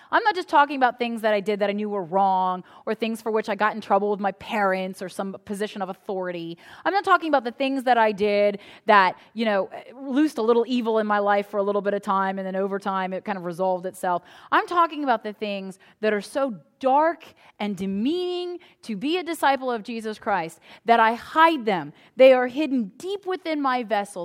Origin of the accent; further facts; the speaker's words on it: United States; us as American citizens